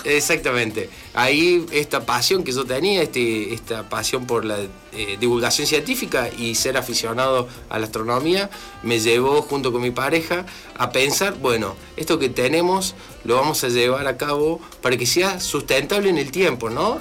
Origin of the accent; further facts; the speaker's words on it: Córdoba, Argentina; moved away as an adult; now in La Pampa, Argentina; soy oriundo de, Córdoba Capital